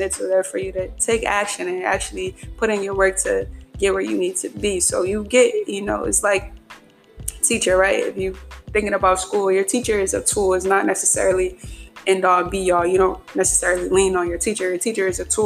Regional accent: Philadelphia, Pennsylvania, United States; I'm from Philadelphia, Pennsylvania, home of the Super Bowl champions, Philadelphia Eagles

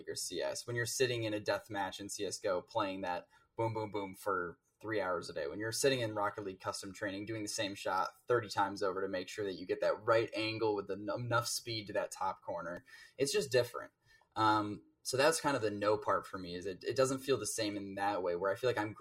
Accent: north of Chicago, Illinois, United States; moved away as an adult; now in Minnesota, United States; North of Chicago

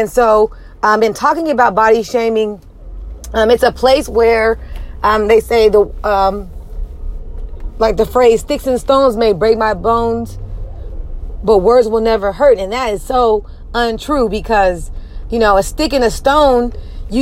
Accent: United States; I'm African American

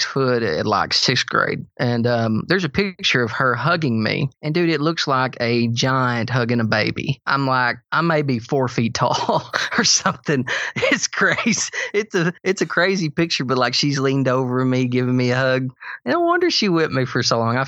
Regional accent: Sparta, Tennessee, United States; Jeff and I grew up in Sparta, Tennessee, so we're in a small hometown

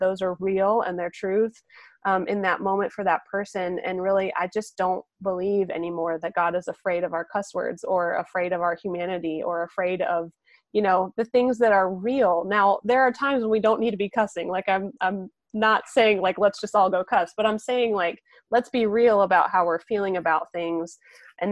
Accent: the North, United States; moved away; I'm originally from the North.

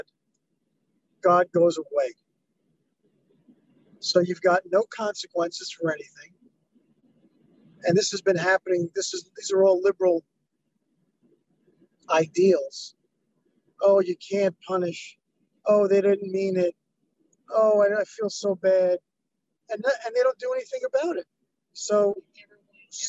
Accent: New York, United States; moved away as an adult; now in Los Angeles, United States; I'm from New York, and I've been all over the country

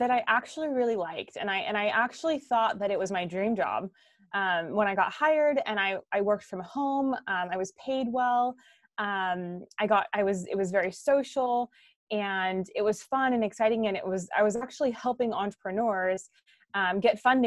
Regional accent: Orange County, California, United States; moved away as an adult; now in Guatemala; I'm originally from Orange County, California, and I live with my husband, actually now in Guatemala

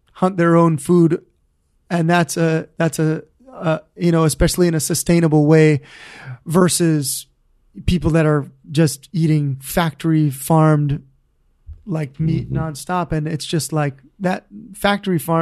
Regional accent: Honolulu, Hawaii, United States; I grew up in Hawaii Kai, so I never really learned to surf, man.

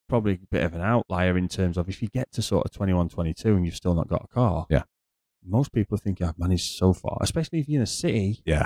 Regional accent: United Kingdom; now in Dubai, United Arab Emirates; as a British person

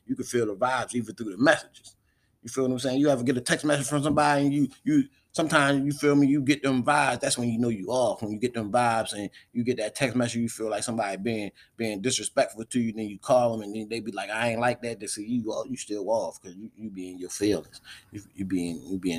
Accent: Baltimore, Maryland, United States; also born or lived in Charles County, Maryland; Shout out to my hometown

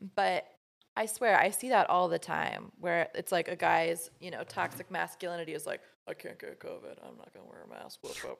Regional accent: Midwest, United States; growing up in the Midwest in, like, a super conservative, Catholic home

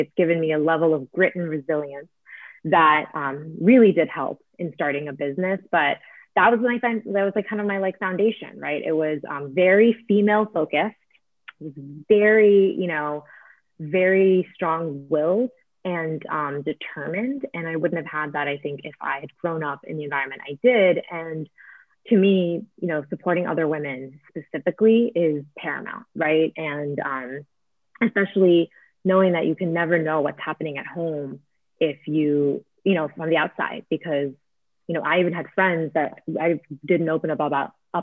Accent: Northern New Jersey, United States; I grew up in, you know, like Northern New Jersey in a very nice suburban environment

